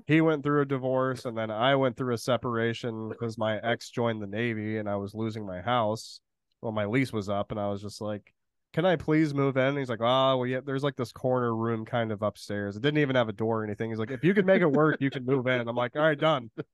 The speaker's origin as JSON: {"language": "English", "region": "central Illinois", "country": "United States", "tie": "born or raised there", "also_born_or_lived": "Danville, Illinois", "said": "I'm basically from central Illinois, like around Champaign, Illinois, like right around the border of Indiana, pretty much from the from when I was born till I was like 13"}